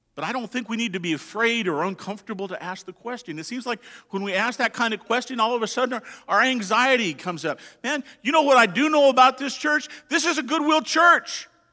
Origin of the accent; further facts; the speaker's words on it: Colorado, United States; moved away; I'm from Colorado.